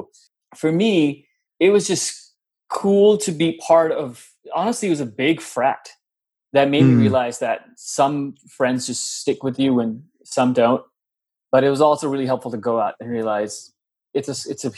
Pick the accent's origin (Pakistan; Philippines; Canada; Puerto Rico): Pakistan; Lahore, Punjab; moved away as an adult; now in United States; I was born and raised in Lahore, Pakistan. Was there when I was 0 years old till I was 19, and then I moved to the US